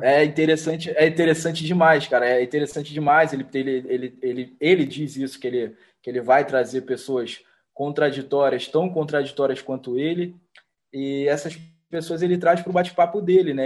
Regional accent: Rio de Janeiro, Brazil; a gente vindo daqui do Rio de Janeiro, a gente sendo carioca

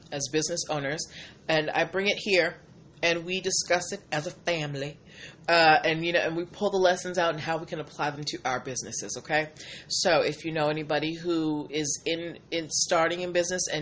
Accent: Boston, Massachusetts, United States; I am from Boston

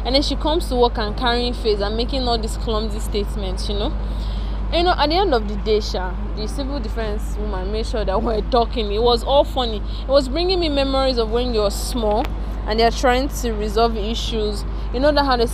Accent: Nigeria; I'm a Nigerian, I'm staying in Nigeria

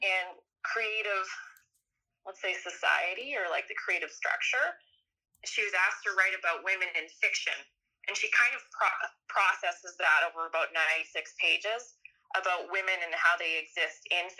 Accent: Saskatchewan, Canada; I'm from Saskatchewan. I was born in a small town

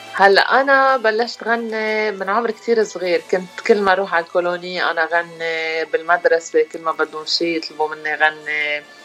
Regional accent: Rashaya al-Fukhar, Keserwan-Jbeil, Lebanon; moved away as an adult; now in Washington DC area, United States; انا الاصل من رشايا الفخار وعايشين بكسر وين يعني كل حياتنا وصار لي 16 سنة بأمريكا

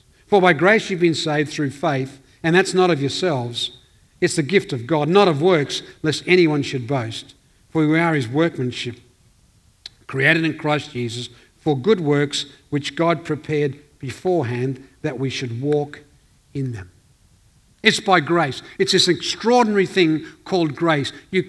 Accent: Northern Ireland, United Kingdom; now in Elizabeth, Australia; We came out from Northern Ireland and you came out and you settled in this town called Elizabeth. It's a tough place. … territory.

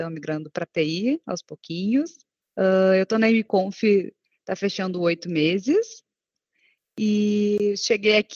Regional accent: Porto Alegre, Rio Grande do Sul, Brazil; now in Torres, Brazil; Eu sou, eu sou nascida de, em Porto Alegre, mas eu moro atualmente em Torres e daqui uns mesinhos estou indo para Califórnia

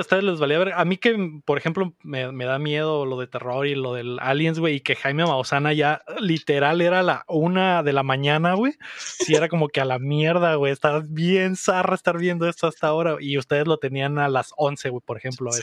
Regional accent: Mexico City, Mexico; moved away; crecí en, en la Ciudad de México

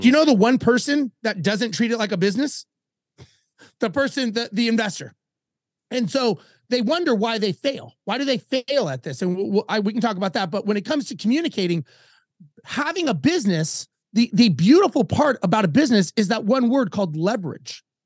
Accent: Los Angeles, California, United States; moved away; I grew up in Los Angeles

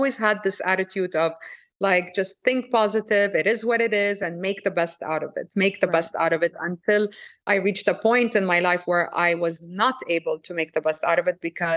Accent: Saudi Arabia; moved away; also born or lived in France / Lebanon; I was born in France. I grew up in Saudi Arabia.

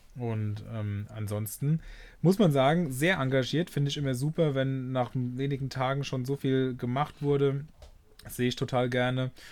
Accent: Rhineland-Palatinate, Germany; ich komme aus Rheinland-Pfalz

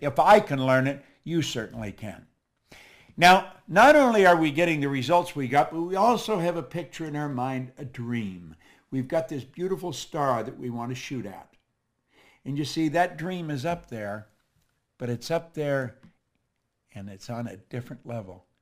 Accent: Toronto, Ontario, Canada; moved away; also born or lived in Chicago; I'm actually from Toronto.

